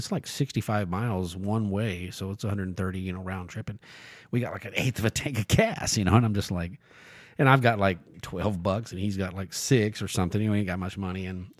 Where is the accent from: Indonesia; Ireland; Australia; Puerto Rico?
Australia; they're waiting in line to dance with me because I'm from Australia.